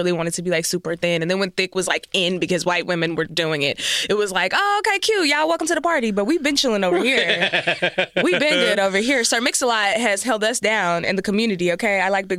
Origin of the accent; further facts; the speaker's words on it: Texas, United States; I'm from Texas, and I'm like